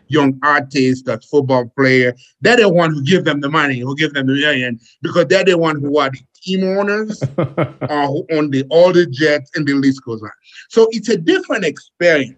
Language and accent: English; Haiti; now in United States; As a kid growing up in Haiti, uh, I came to the United States on a boat